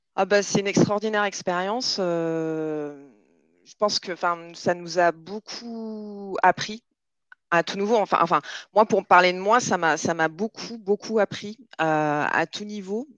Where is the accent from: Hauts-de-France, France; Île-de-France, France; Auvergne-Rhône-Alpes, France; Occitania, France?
Occitania, France; Nîmes; also born or lived in Montpellier; now in Marseille, France; je suis là à Marseille, mais j'ai grandi à Nîmes